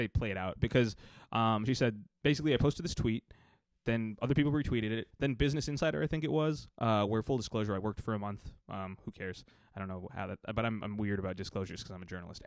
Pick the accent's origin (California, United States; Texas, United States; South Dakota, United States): Texas, United States; I'm from Texas